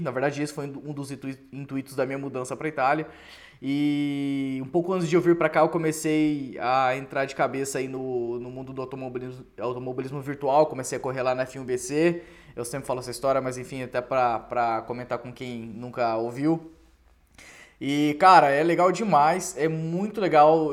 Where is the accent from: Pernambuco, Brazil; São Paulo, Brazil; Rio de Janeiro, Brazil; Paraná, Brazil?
Paraná, Brazil; Cascavel; also born or lived in Foz do Iguaçu; eu fui criado em Cascavel